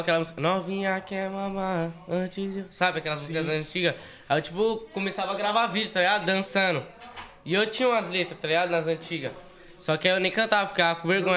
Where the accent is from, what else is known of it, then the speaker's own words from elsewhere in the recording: São Paulo, Brazil; De lado do Itaim Paulista, Jardim Campos